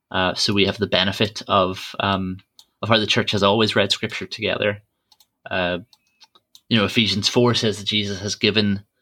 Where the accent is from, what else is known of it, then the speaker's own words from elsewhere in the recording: Ireland; So I grew up in Church of Ireland Church, and some people back in Ireland, even if they don't know much about church, about the Bible, they know for definite that they're Protestant or they're Catholic.